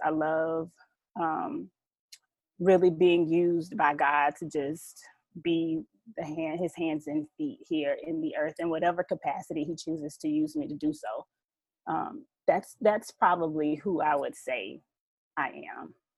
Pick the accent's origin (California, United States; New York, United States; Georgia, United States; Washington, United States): Georgia, United States; Southeast; a Georgia peach, raised in the GA red clay. Um, yeah, I'm I'm from Southeast Georgia, a country girl